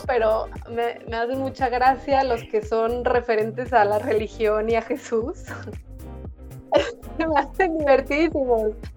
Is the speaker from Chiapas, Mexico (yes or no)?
no; Guadalajara, Jalisco, Mexico; moved away as an adult; now in Lleida, Spain; Lito de la Isla y María Centeno, que son de Guadalajara, de donde yo soy